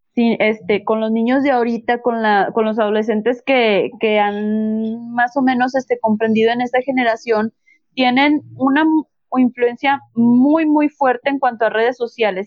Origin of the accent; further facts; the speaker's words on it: Gómez Palacio, Durango, Mexico; yo soy de Gómez, estaba en la, en la técnica 54